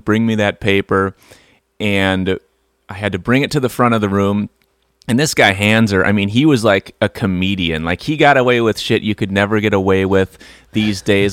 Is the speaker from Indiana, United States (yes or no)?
no; outside of Milwaukee, Wisconsin, United States; outside of Milwaukee, Wisconsin